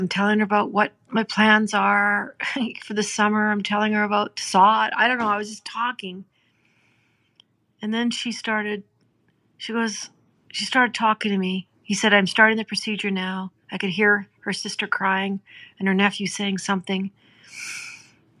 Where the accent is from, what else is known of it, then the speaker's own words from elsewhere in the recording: Gordondale, Alberta, Canada; growing up in Gordondale